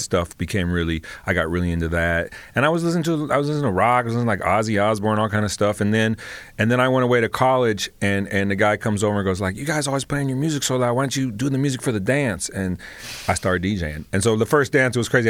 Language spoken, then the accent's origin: English; Los Angeles, California, United States; born and raised in Los Angeles, proud to be from the Crenshaw district